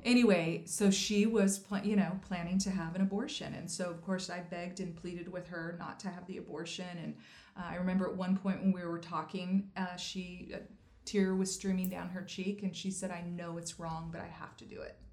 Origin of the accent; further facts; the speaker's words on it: Idaho, United States; also born or lived in Maui; I'm from Idaho, so I'm a bit outdoorsy girl.